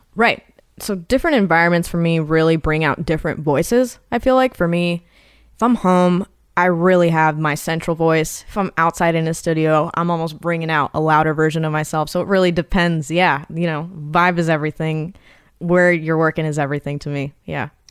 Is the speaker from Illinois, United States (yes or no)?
no; Irvine, California, United States; I'm from Irvine, California. It's like an hour south from L A. It's just outskirt suburbs. It's, like, quiet down here